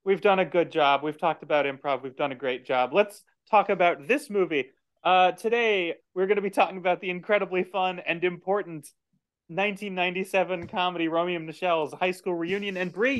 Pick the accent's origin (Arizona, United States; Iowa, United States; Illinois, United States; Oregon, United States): Arizona, United States; Tucson; now in Los Angeles, United States; I am from Tucson and I know this.